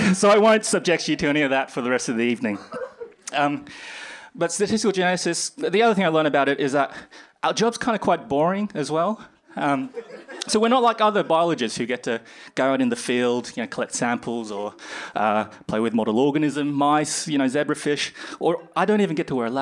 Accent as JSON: {"language": "English", "town": "Brisbane", "region": "Queensland", "country": "Australia", "moved": "as an adult", "lives_now": "United Kingdom", "said": "I'm originally from Australia, in Brisbane, and I came here about 2 years ago to start my PhD"}